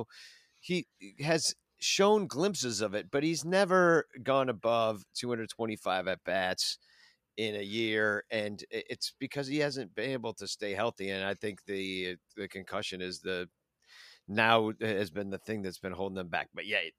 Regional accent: Georgia, United States; Like, I don't know. I grew up in Georgia. What do I know?

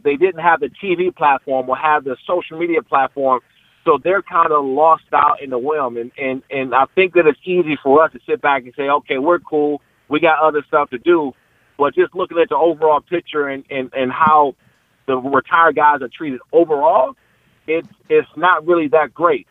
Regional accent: Prince George's County, Maryland, United States; I'm from Pre- Peachtree County, Maryland

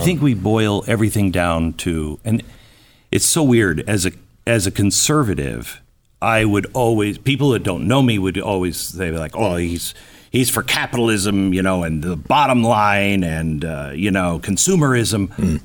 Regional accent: West Coast, United States; moved away; I grew up on the West Coast.

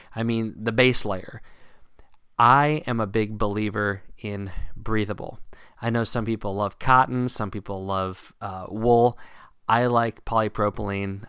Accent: Virginia, United States; Growing up in Virginia

